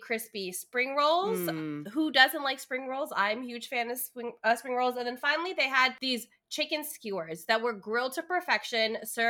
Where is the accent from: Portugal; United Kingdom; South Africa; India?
India; I'm Indian. Like, spiciness, please.